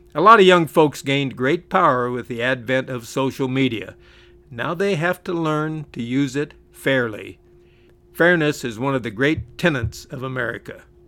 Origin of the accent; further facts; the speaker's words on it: California, United States; where I grew up in California